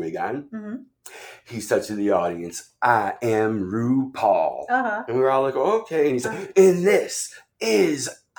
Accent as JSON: {"language": "English", "region": "New York", "country": "United States", "said": "I said, I'm a New Yorker."}